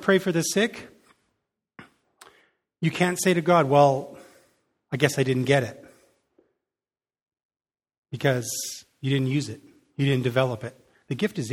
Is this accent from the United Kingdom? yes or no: no; Canada; we, as a Canadian people